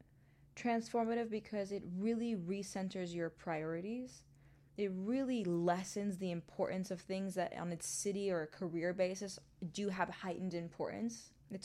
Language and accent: English; New York City, New York, United States; also born or lived in Hong Kong / Mumbai / London; now in Los Angeles, United States; because I grew up in New York City, like in the heart of Manhattan. My family then moved to Hong Kong, Mumbai, London. I've only known cities.